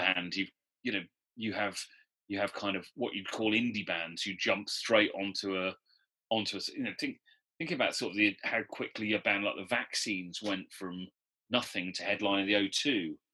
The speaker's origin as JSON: {"language": "English", "town": "Newport", "region": "Wales", "country": "United Kingdom", "also_born_or_lived": "London", "moved": "as an adult", "said": "I'm from Newport"}